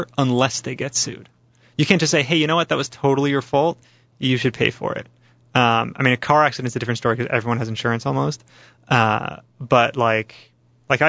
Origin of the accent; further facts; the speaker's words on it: United States; I'm an American